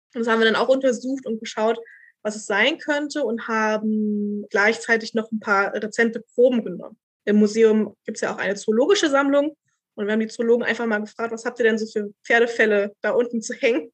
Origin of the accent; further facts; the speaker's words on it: Berlin, Germany; also born or lived in Vienna, Austria; ich bin halt Urberlinerin